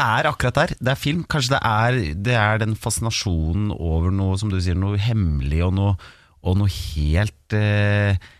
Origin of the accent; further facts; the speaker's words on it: Hamar, Innlandet, Norway; jeg er jo fra Hamar